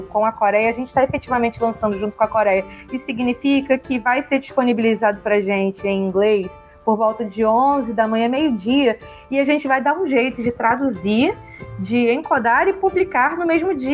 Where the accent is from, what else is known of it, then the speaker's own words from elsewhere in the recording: Brazil; a gente é brasileiro